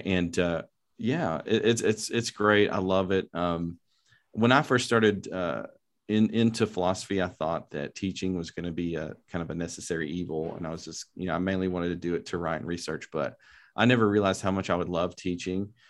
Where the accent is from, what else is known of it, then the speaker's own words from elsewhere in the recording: Lubbock, Texas, United States; also born or lived in Dallas, Texas; I'm from Lubbock, Texas. I grew up in the West Texas area